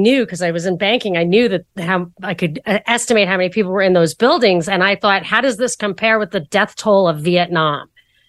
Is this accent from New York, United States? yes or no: yes; New York, United States; Yeah, I am a New Yorker, but I wasn't in New York at the time.